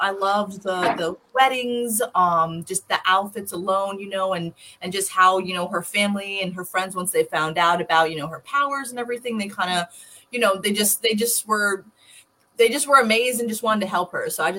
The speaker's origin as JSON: {"language": "English", "region": "New York", "country": "United States", "said": "I'm a New Yorker."}